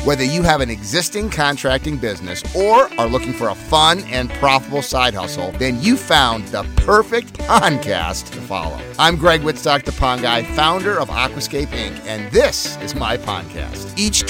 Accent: Medford Lakes, New Jersey, United States; moved away; close to my hometown in Medford Lakes, New Jersey.

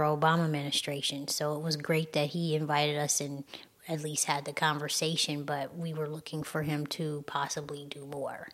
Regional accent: Michigan, United States; I'm from Michigan

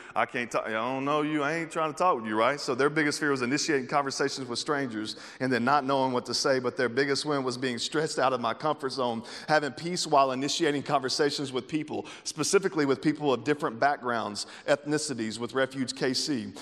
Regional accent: the South, United States; moved away as an adult; now in Kansas City, United States; I'm from the South

